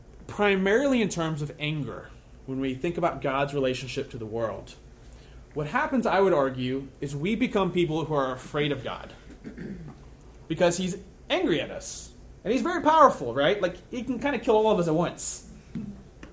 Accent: the Bible Belt, United States; I grew up in the Bible Belt

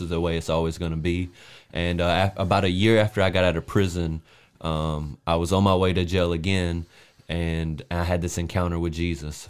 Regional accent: South Carolina, United States; I'm from South Carolina

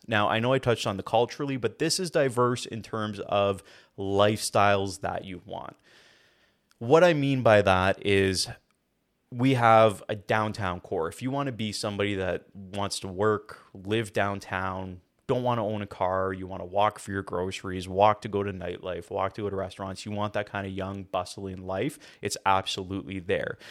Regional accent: Hamilton, Ontario, Canada; I am born and raised in Hamilton, never left the city, even university.

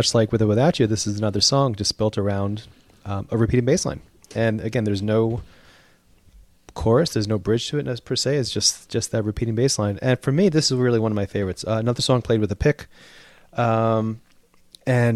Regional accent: United States; being American

